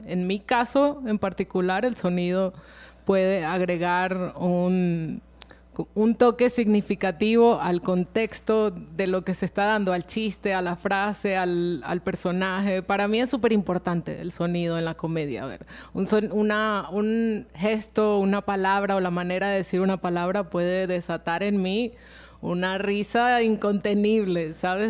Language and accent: Spanish; Venezuela; now in Colombia; yo soy de Venezuela